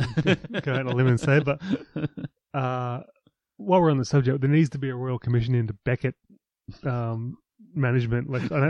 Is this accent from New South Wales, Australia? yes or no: yes; Newcastle, New South Wales, Australia; I come from Newcastle, working class school.